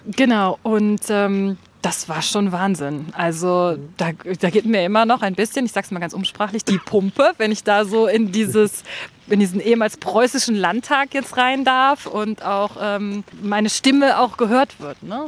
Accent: Germany; also born or lived in Rhine; now in Berlin, Germany; ich bin an der Mosel geboren, habe am Rhein gelebt und jetzt äh, lebe ich fast an der Spree

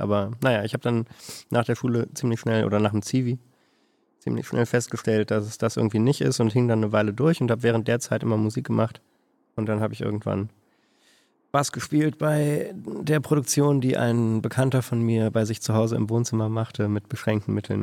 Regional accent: Berlin, Germany; moved away as an adult; now in Hanover, Germany; dann bin ich nach Hannover gezogen irgendwann aus Berlin, wo ich herkomme

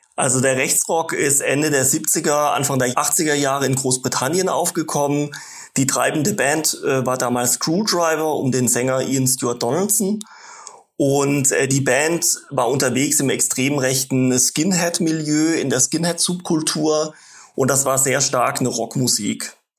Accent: Baden-Württemberg, Germany; Ich bin in einem Dorf groß geworden im Nordosten von Baden-Württemberg

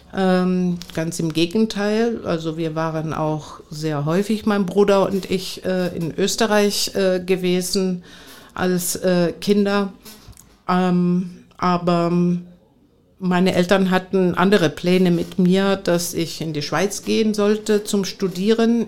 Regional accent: Athens, Attica, Greece; German is a second language; moved away as an adult; also born or lived in Bonn / Frankfurt am Main / Meissen; now in Cottbus, Germany; ich bin gebürtig aus Athen und bin äh, seit 41 Jahren in Deutschland äh, damals als 18-Jährige ins polareiskalte Wasser äh, gesprungen

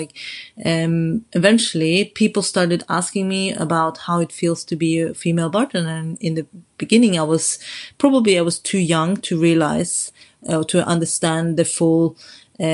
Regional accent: Oslo, Norway; moved away as an adult; now in London, United Kingdom; I grew up in Norway

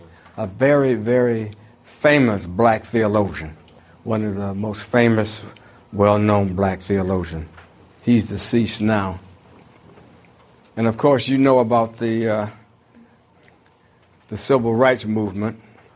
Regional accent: Detroit, Michigan, United States; Well, I'm this kid from Detroit, you see, 1964, and I'm thinking, you know, I'm in the South

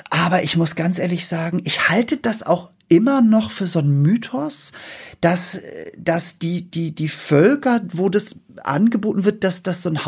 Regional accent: Northern Germany, Germany; Ja, ich komme aus dem Norden.

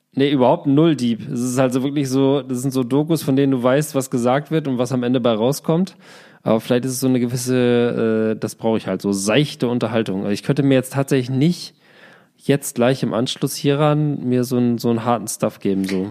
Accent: Glandorf, Lower Saxony, Germany; Grüße aus meinem Heimatdorf Glandorf

